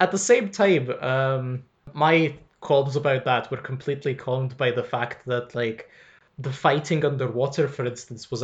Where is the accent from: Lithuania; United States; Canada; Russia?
Lithuania; now in Glasgow, United Kingdom; I'm Lithuanian, I'm currently living in Glasgow